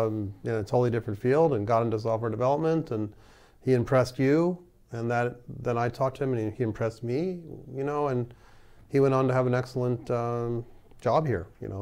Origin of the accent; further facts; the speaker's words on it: New York, United States; now in Bay Area, United States; you and I, we're from New York